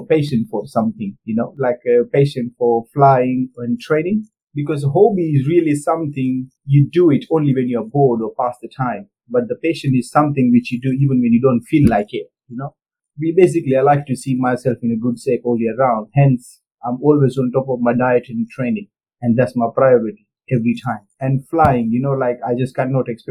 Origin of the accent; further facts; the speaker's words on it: India; moved away as an adult; now in United Kingdom; I'm born and brought up in India, and then I came here to the UK in September 2013.